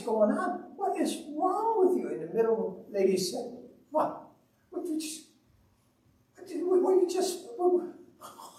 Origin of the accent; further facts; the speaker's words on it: Owosso, Michigan, United States; We're from Owosso, which is a town of about 14,000 people